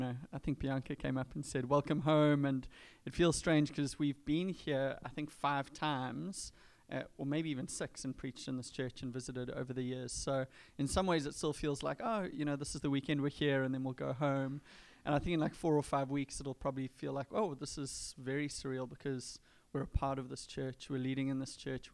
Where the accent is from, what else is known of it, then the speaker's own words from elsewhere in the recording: Durban, KwaZulu-Natal, South Africa; moved away as an adult; I'm kind of born and bred in Durban, have lived there my entire life on the east coast of South Africa.